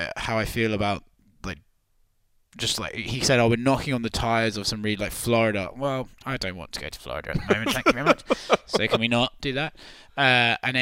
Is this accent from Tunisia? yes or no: no; United Kingdom; also born or lived in India; I'm British and Indian